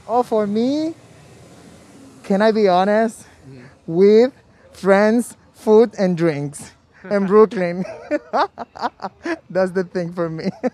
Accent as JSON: {"language": "English", "country": "Dominican Republic", "second_language": "English", "moved": "yes", "lives_now": "New York City, United States", "said": "I'm Dominican. Soy Dominicano."}